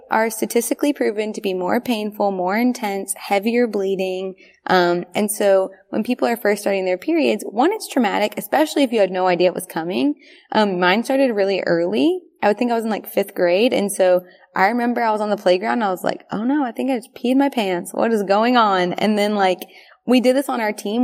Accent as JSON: {"language": "English", "region": "the South", "country": "United States", "tie": "born or raised there", "said": "We grew up in the South"}